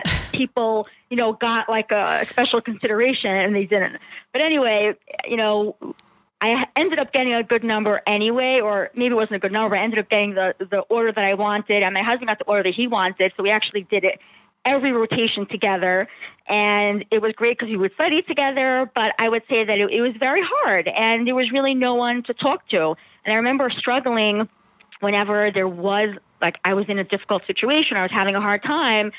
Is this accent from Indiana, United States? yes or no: no; New York City, New York, United States; I grew up in Brooklyn, New York